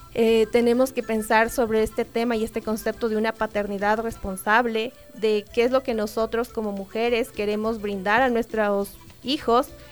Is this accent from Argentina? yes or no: no; Ecuador; nosotros ecuatorianos